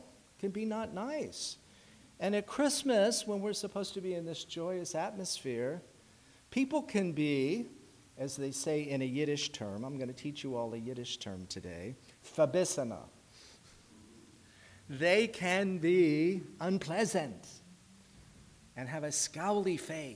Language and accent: English; Washington, District of Columbia, United States; moved away; I was in Washington, D.C., my hometown